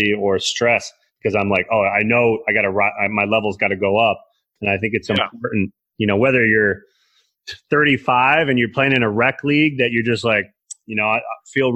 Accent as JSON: {"language": "English", "region": "Northern Michigan", "country": "United States", "said": "I came from Northern Michigan."}